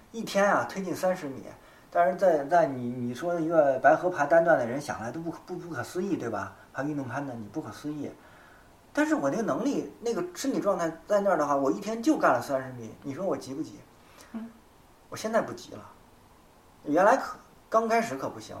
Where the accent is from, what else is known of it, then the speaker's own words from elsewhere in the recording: China; 我们中国人忌谈生死